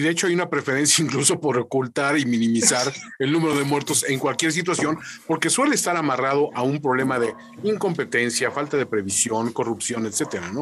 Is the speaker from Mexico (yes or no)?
yes; Mexico; aquí como mexicanos